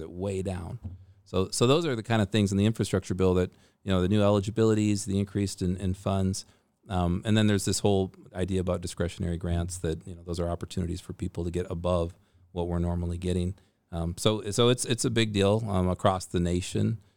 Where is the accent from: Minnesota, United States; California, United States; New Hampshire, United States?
Minnesota, United States; moved away as an adult; also born or lived in Fairbanks, Alaska; now in Alaska, United States; I grew up in Minnesota in kind of the, the middle of Minnesota and Lakes Country